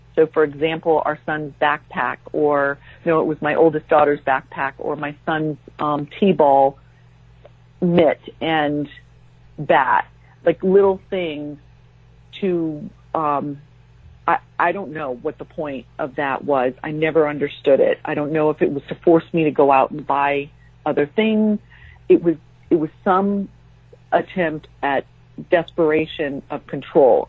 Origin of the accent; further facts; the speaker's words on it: San Diego, California, United States; moved away as an adult; also born or lived in Japan / Jacksonville, Florida; we moved from San Diego, um, where we had both grown up, to um, Japan